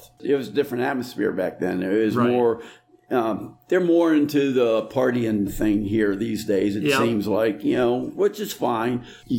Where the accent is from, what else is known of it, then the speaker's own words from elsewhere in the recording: Northeastern Ohio, United States; also born or lived in central Pennsylvania; Northeastern Ohio. I was born in central Pennsylvania, but parents moved out when I was a baby, and we kept on going back there for visiting and camping and stuff, so I still consider myself a Pennsylvanian in some respects.